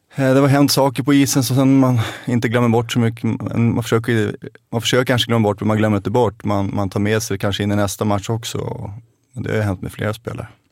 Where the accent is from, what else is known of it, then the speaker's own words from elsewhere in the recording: Stockholm, Stockholm County, Sweden; also born or lived in Vega, Haninge; Hemma är eh, fortfarande Rågsved där jag växte upp